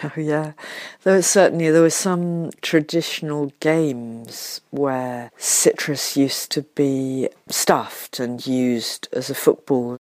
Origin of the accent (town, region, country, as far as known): United Kingdom